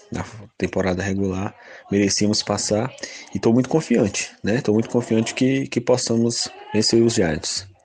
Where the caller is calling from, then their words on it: Ceará, Brazil; sou do Ceará.